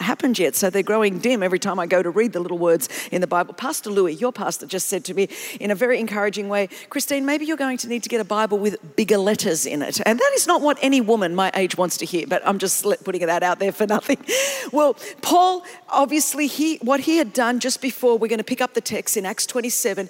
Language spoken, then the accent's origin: English; Greece; I'm from Greece